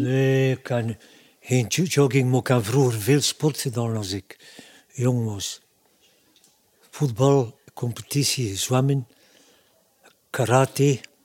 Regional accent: Ostend, Flanders, Belgium; Ik ben een Oostendenaar

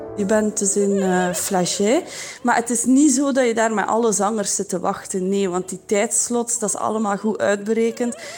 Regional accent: Belgium; als Belg. Dat was toch bij mij het geval

